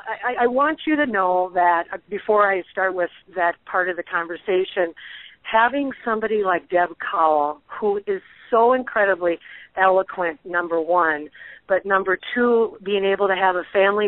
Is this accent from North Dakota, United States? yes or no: yes; North Dakota, United States; moved away; because we're both from North Dakota, my original home state, it's not that big of a state. At the time I lived there, less than 700,000 people.